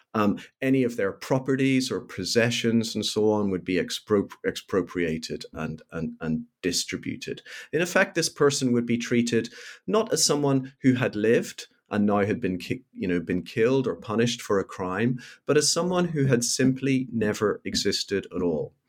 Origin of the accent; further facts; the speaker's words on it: Belfast, Northern Ireland, United Kingdom; I grew up in Belfast in Northern Ireland during the period of the so-called Troubles